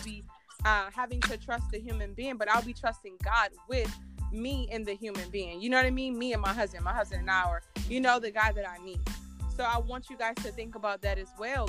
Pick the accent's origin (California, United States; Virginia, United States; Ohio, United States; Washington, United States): Virginia, United States; I'm from Virginia